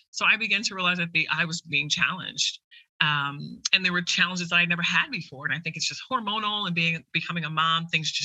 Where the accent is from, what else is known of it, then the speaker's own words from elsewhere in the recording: Jamaica; I'm Jamaican.